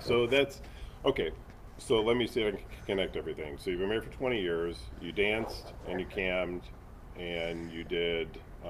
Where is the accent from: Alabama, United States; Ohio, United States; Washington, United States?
Ohio, United States; Cleveland; moved away; I'm from Cleveland originally.